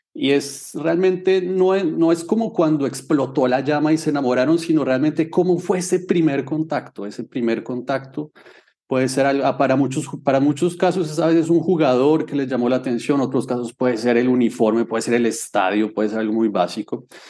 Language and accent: Spanish; Bogotá, Colombia; yo tengo 36 años y nací en Bogotá